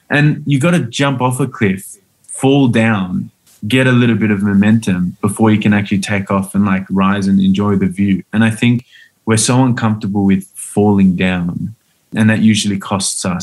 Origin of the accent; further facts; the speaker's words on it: Australia; my childhood in Australia